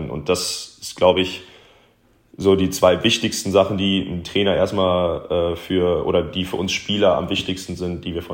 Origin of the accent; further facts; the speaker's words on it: Wermelskirchen, North Rhine-Westphalia, Germany; born there; als gebürtiger Wermelskirchner, also ich, der, das Bergische Land ist mir nicht, nicht ganz fremd